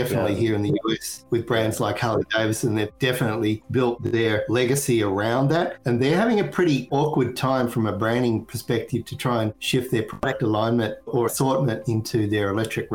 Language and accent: English; Australia; moved away; I'm originally from Australia and I happened to spend a lot of time on two wheels as a kid